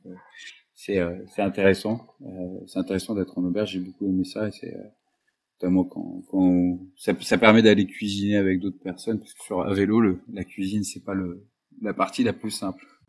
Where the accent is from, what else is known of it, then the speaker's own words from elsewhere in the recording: Paris, Île-de-France, France; je suis parisien, j'ai toujours vécu en région euh, parisienne